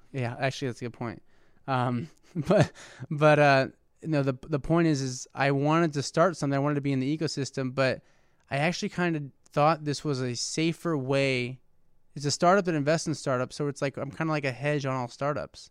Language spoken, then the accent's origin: English; West Lafayette, Indiana, United States; I grew up in West Lafayette